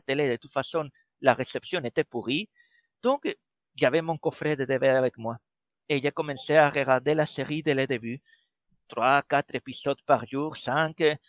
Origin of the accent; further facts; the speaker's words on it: Spain; accent: Spanish; French is a second language; moved away as an adult; now in Brittany, France; je suis espagnol et malgré avoir passé déjà plus de vingt ans à la pointe de la Bretagne, l'accent ne part pas